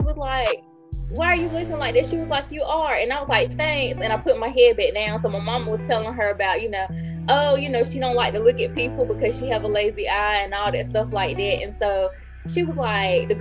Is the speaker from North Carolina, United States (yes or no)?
yes; Greenville, North Carolina, United States; my hometown, they remember Throwback Greenville when Rainbow was in the Carolina East Mall.